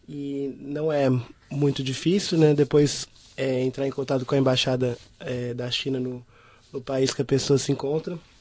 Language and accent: Portuguese; Brasília, Federal District, Brazil; sou brasileiro 100%. Né? é, eu, eu, vim de Brasília, capital do Brasil